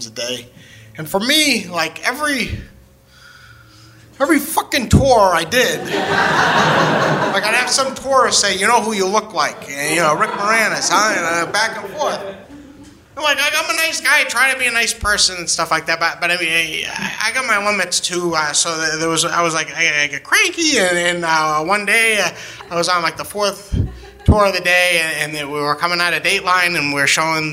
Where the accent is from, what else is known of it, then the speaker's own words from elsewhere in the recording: New Hampshire, United States; I grew up in New Hampshire, and like the first like 16 years of my life were pretty normal